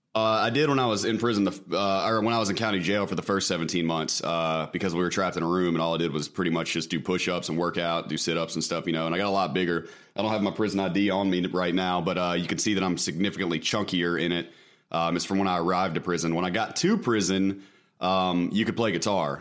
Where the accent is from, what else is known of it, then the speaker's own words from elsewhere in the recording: Mississippi, United States; I am from Mississippi.